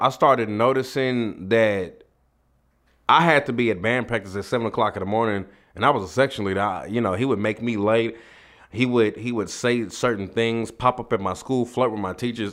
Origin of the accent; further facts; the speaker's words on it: Dallas, Texas, United States; me and my mom, we come from Oak Cliff in Dallas, Texas.